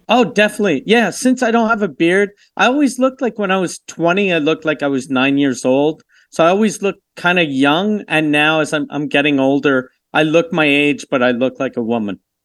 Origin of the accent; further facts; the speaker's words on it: Canada; I'm Canadian